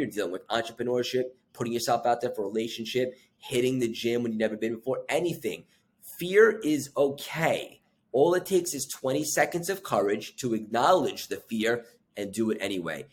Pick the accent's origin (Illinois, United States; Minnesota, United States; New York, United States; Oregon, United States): New York, United States; Long Island; I grew up in Long Island.